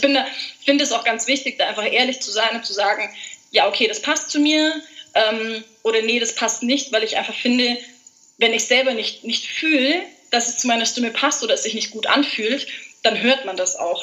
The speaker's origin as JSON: {"language": "German", "area": "Allgäu", "region": "Bavaria", "country": "Germany", "said": "bin aus dem wunderschönen Allgäu"}